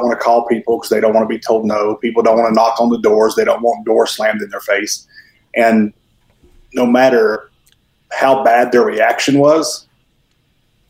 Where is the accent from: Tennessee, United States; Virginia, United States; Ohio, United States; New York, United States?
Tennessee, United States; Mountain City; moved away as an adult; now in Newnan, United States; I am originally from Mountain City, Tennessee, which is about as far northeast as you can get in Tennessee. I moved here about 13 years ago